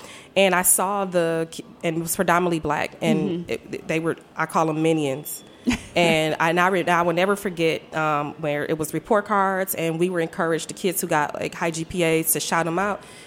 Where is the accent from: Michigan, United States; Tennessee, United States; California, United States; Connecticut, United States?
Michigan, United States; Detroit; also born or lived in Milwaukee, Wisconsin; now in DMV (Washington, D.C. area), United States; I'm growing up in Detroit, you know, 7 miles